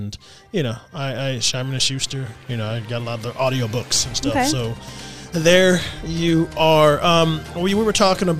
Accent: Texas, United States; I'm from Texas.

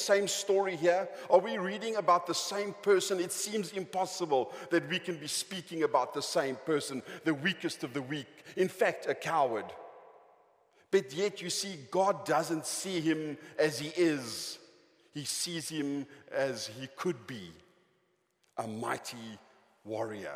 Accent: Johannesburg, Gauteng, South Africa; I was born in Johannesburg

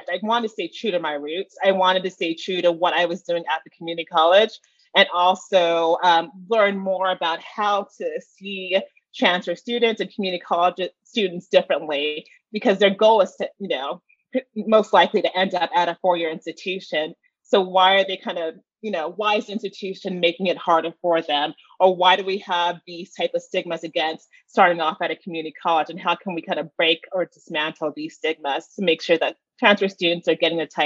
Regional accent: Atlanta, Georgia, United States; Well, back in Georgia, I was never really, you know, instructor or a mentor to anyone.

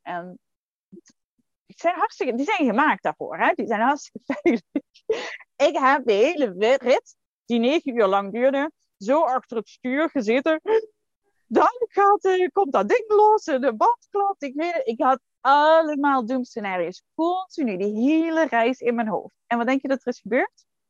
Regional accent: Netherlands; als Nederlanders

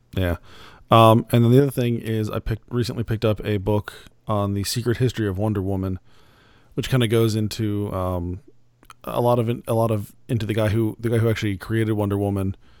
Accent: Phoenix, Arizona, United States; moved away; I'm originally from Phoenix

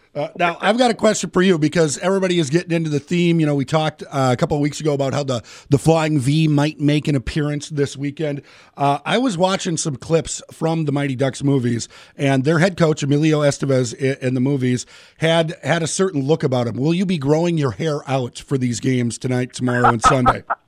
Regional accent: Minnesota, United States; me growing up in Minnesota, loving the game.

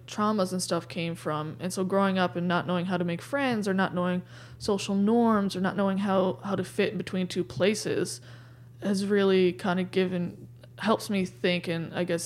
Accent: Gander, Newfoundland and Labrador, Canada; also born or lived in Goose Bay, Labrador / Sheshatshiu, Labrador; my dad got posted into Newfoundland for his job.

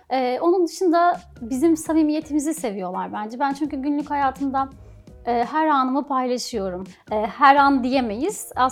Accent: Thrace, Turkey; Bir de tabii Trakyalıyım. Bur yani burada doğdum ve büyüdüm. O yüzden hani insanları falan çok daha sıcak geliyor bana.

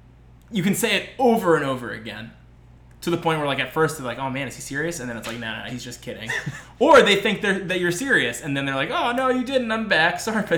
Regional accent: Westchester, New York, United States; moved away; I was originally from Westchester, New York

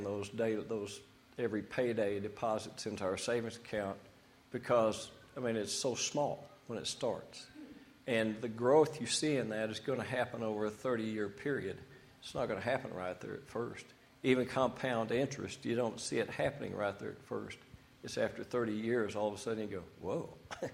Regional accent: Amarillo, Texas, United States; I was born in Amarillo, Texas

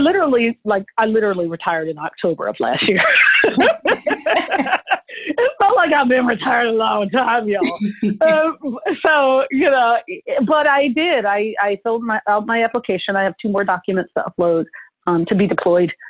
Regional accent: New Jersey, United States; moved away; also born or lived in San Francisco; I went to school in New Jersey. I grew up in Jersey.

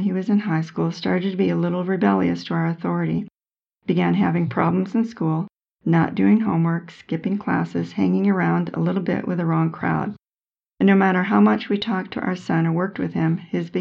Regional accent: Vermont, United States; When I was growing up in Vermont

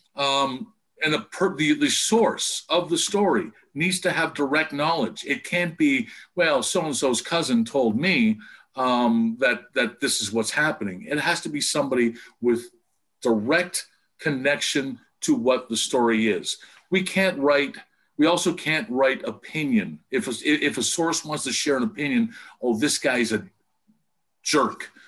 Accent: Windsor, Ontario, Canada; moved away; also born or lived in Vancouver; my hometown into from Windsor to Detroit

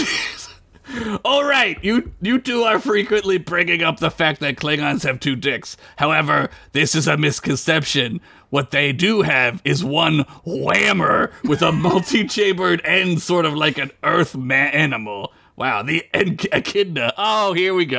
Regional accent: United States; I'm an American

